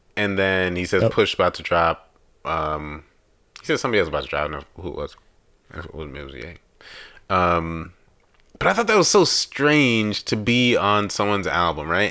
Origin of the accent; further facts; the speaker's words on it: New York, United States; now in Chicago, United States; I've lived in Chicago officially longer than I've ever lived in New York